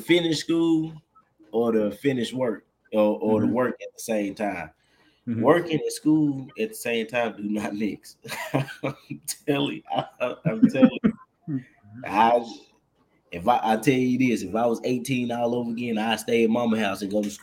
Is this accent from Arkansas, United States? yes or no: yes; Little Rock, Arkansas, United States; I'm from Little Rock, Arkansas.